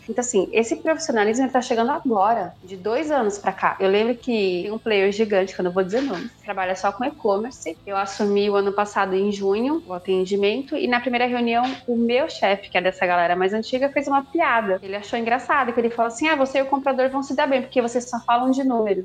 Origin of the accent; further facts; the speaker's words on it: Brazil; accent: caipira; eu sou caipira